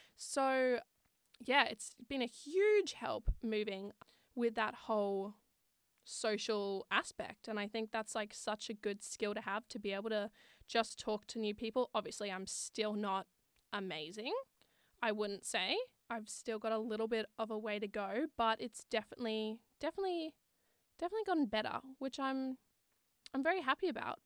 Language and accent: English; Sydney, New South Wales, Australia; moved away as an adult; now in Wollongong, Australia; I'm originally from Sydney and I moved to Wollongong for uni